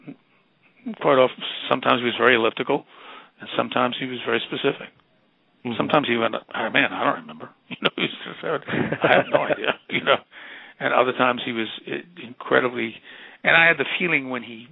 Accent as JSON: {"language": "English", "region": "New York", "country": "United States", "said": "I'm from New York"}